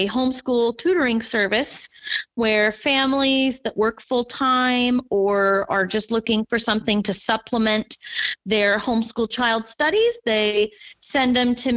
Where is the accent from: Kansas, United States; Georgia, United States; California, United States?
Kansas, United States; Marysville; now in Louisburg, United States; I did grow up using my local library. I'm from Marysville, Kansas, so I frequented the Marysville Library. When I was little, I attended story time